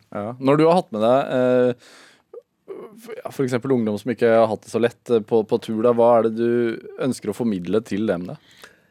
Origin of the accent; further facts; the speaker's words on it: Sarpsborg, Østfold, Norway; accent: Sarpsborg dialect; Jeg er fra Sarpsborg. Serpedialekten skinner gjennom noen gang